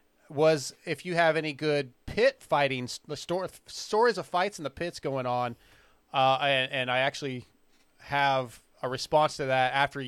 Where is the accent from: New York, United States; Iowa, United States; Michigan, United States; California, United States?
California, United States; San Diego; born there; so I was born in San Diego, so I still consider myself a California kid, but I was Navy brat.